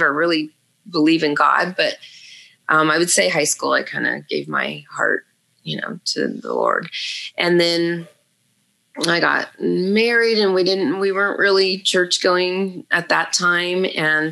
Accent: Los Angeles, California, United States; also born or lived in Santa Clarita, California; I grew up in Panorama City. I was an original Valley girl from the 70s and 80s

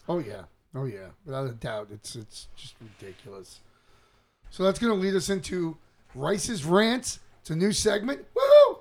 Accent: New York City, New York, United States; I grew up in New York City area

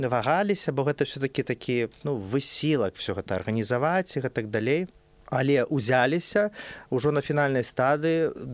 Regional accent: Belarus; now in Warsaw, Poland; мы беларусы

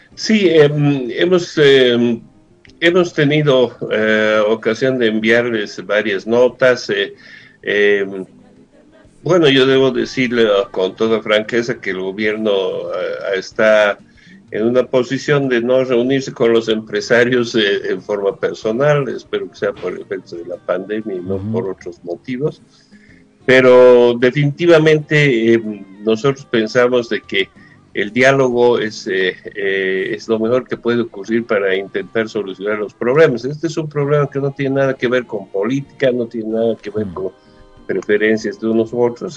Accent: Bolivia; nosotros como bolivianos

